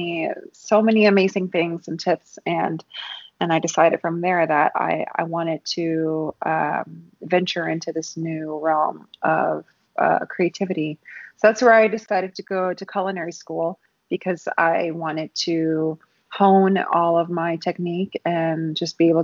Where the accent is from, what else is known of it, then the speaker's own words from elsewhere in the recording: New Orleans, Louisiana, United States; moved away as an adult; also born or lived in San Francisco; for us growing up in New Orleans, it's food is such a celebratory cultural experience